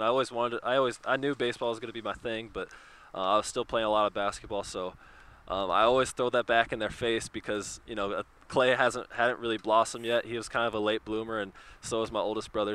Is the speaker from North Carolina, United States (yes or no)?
no; Oregon, United States; now in Chicago, United States; we grew up in Oregon, so you know we were Northwest kids.